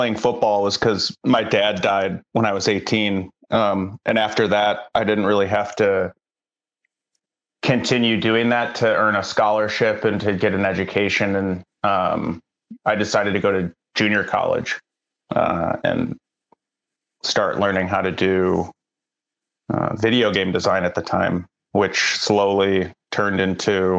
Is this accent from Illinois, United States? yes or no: yes; Chicago, Illinois, United States; moved away as an adult; now in Los Angeles, United States; I grew up in Chicago.